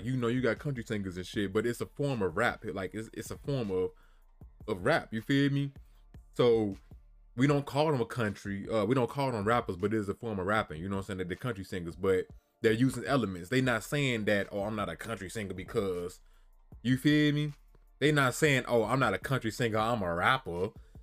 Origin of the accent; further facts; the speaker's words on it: Chicago, Illinois, United States; I'm from Chicago